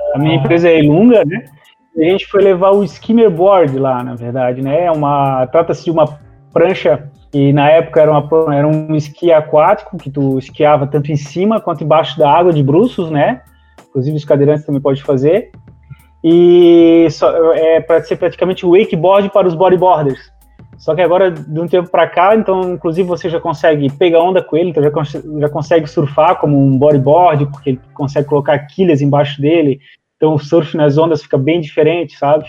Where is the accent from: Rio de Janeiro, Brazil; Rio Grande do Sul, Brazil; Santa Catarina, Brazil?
Santa Catarina, Brazil; eu sou aqui de Santa Catarina